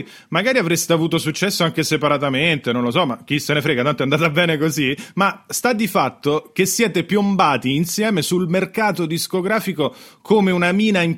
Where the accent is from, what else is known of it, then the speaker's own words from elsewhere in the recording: Rome, Lazio, Italy; io avevo 11 anni, sono romano